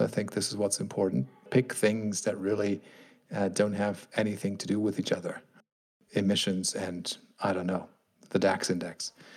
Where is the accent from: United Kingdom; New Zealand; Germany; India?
Germany; my home country here, Germany